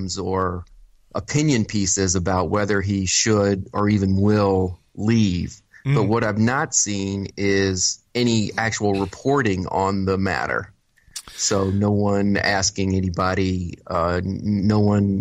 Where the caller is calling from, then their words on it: Chicago, Illinois, United States; I'm calling from the not crime-ridden Chicago, Illinois